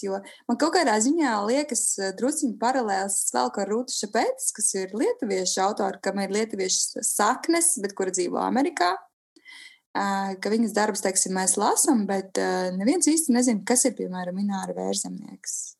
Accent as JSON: {"language": "Latvian", "area": "Gulbene area", "region": "Gulbene Municipality", "country": "Latvia", "tie": "born or raised there", "said": "vecāki nāk no gulbenes, bet viņi ir paši mācījušies sasvainas pilī, viņa arī ir tik atmosfērīga un eh, tā ir, protams, arī mana dzimtā puse."}